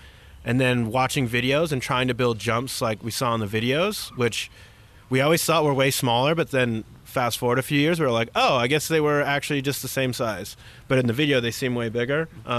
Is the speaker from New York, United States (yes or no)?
no; Chicago, Illinois, United States; In Chicago.